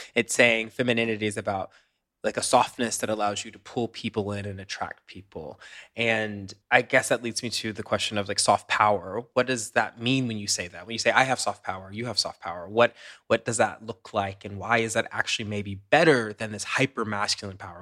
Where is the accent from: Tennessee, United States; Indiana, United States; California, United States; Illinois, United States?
Tennessee, United States; I grew up in Tennessee, so I'm very familiar with the culture.